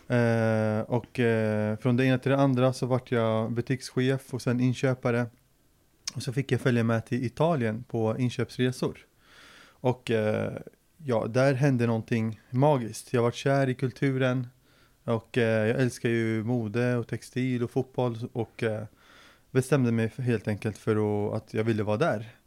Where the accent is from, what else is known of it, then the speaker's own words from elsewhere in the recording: Linköping, Östergötland, Sweden; also born or lived in Syria; Och eh, jag är ju född i Syrien eh, och kom till Sverige 98. Då var jag 10-11 år. Eh, direkt till Linköping faktiskt, för pappas släkt var här och hade samlat sig i Linköping. Och eh, så eh, växte jag upp i Linköping ända fram till gymnasiet.